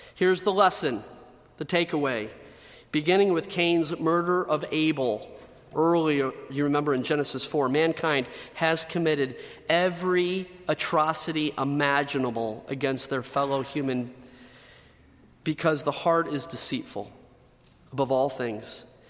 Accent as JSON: {"language": "English", "country": "United States", "tie": "born or raised there", "said": "I was born in the United States of America."}